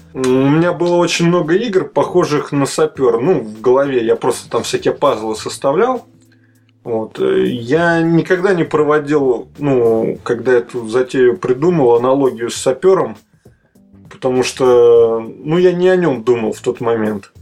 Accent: Moscow, Russia; also born or lived in Kaliningrad / Minsk; Москва мой родной город.

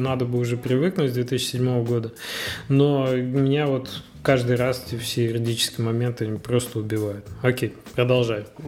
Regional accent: Magnitogorsk, Chelyabinsk Oblast, Russia; вот как я, например, из Магнитогорска

